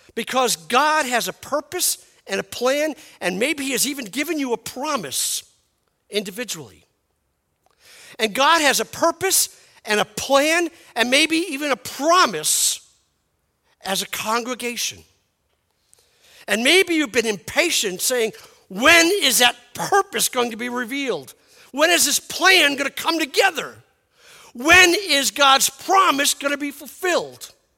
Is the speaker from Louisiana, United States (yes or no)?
no; New York City, New York, United States; moved away; I'm from Brooklyn